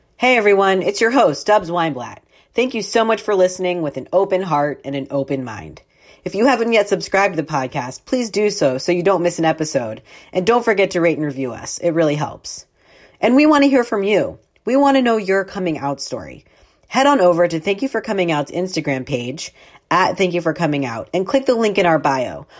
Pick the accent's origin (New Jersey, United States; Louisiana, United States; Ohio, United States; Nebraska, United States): Ohio, United States; Columbus; moved away as an adult; also born or lived in Texas; now in New York, United States; I grew up in Columbus, Ohio